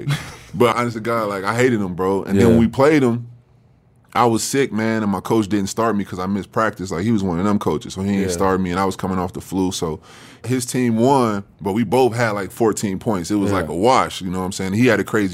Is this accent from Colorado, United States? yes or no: no; Calumet City, Illinois, United States; born or raised there; also born or lived in Harvey, Illinois / South Holland, Illinois